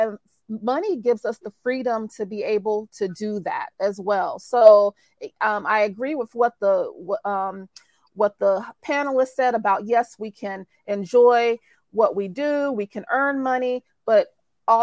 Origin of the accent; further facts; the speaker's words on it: North Carolina, United States; So I'm from North Carolina, good old North Carolina.